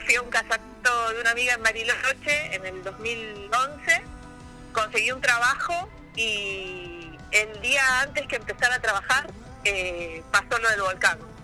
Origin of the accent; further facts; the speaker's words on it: Río Gallegos, Santa Cruz, Argentina; also born or lived in Puerto Deseado / Caleta Olivia / Comodoro Rivadavia / Bariloche; soy nacida en Río Gallegos, criada en la Patagonia.